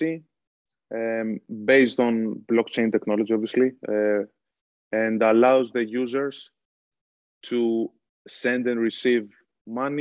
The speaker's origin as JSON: {"language": "English", "town": "Athens", "region": "Attica", "country": "Greece", "tie": "born or raised there", "also_born_or_lived": "Boston", "moved": "as an adult", "lives_now": "Ireland", "said": "I was born and raised in Athens, but I have some roots from Mani"}